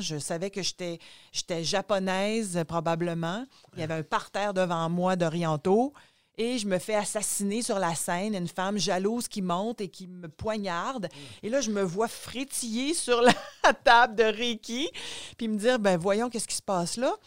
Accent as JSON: {"language": "French", "area": "Gaspésie", "region": "Quebec", "country": "Canada", "tie": "born or raised there", "said": "je suis née en Gaspésie, mon père était médecin en Gaspésie"}